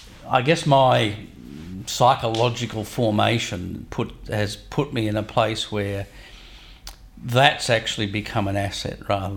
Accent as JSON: {"language": "English", "area": "Hunter Valley", "region": "New South Wales", "country": "Australia", "tie": "born or raised there", "said": "So I grew up in the Hunter Valley. Yep. In a place where there was a really high level of familial identity. Everyone was related to everybody else."}